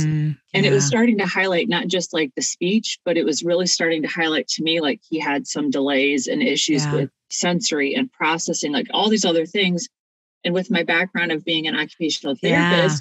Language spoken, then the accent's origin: English; Ohio, United States; moved away as an adult; now in Sellersburg, Indiana, United States; My family and I were originally Buckeyes, so we're from Ohio.